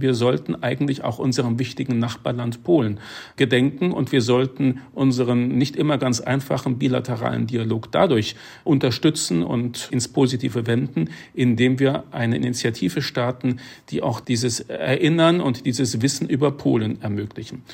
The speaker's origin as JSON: {"language": "German", "country": "Germany", "said": "wir uns immer noch als Deutsche"}